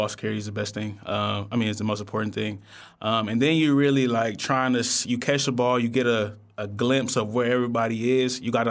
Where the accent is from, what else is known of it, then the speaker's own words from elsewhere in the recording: California, United States; growing up in the Bay, I've been, you know, being able to witness it for a while.